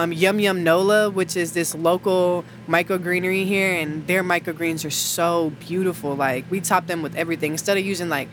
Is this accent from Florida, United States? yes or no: no; Houston, Texas, United States; moved away; I'm from Houston.